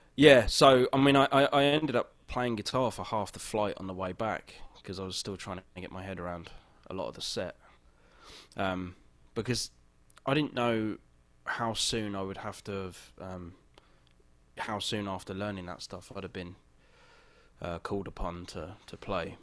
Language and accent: English; England, United Kingdom; now in Los Angeles, United States; I'm I'm English